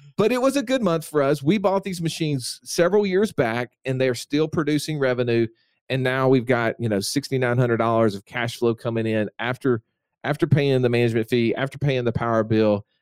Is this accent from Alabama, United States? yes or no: yes; Alabama, United States; I'm from Alabama